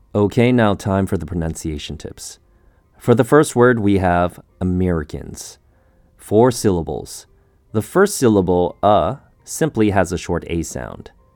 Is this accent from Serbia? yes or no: no; Canada; As a Canadian, we tend to say sorry a lot.